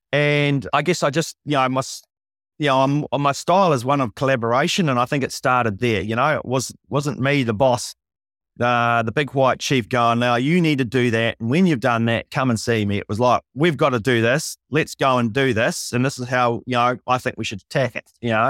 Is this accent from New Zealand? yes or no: yes; Invercargill, Southland, New Zealand; moved away as an adult; also born or lived in Wellington; I'm nineteen. I'm from Invercargill. I've never been out of town.